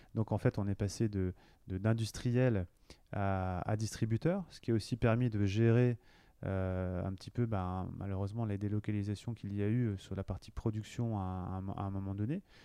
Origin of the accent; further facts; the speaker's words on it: Cholet, Pays de la Loire, France; moved away as an adult; also born or lived in Paris / Lille; now in Nantes, France; Je suis nantais, originaire plutôt du Maine-et-Loire, parce que je viens de, je viens de Cholet.